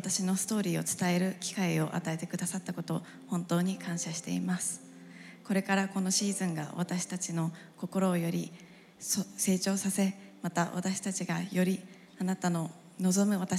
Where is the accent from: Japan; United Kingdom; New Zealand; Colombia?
Japan; English is a second language; moved away as an adult; now in Arkansas, United States; I'm an international student at the University of Arkansas, and I'm from Japan.